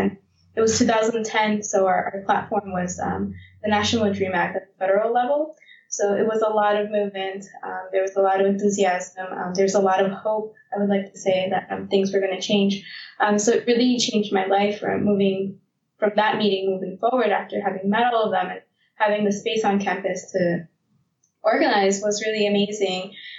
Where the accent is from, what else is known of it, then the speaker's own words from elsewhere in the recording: Westchester, New York, United States; I'm originally from Westchester, which is not in the city. So I come, according to my friends, from upstate.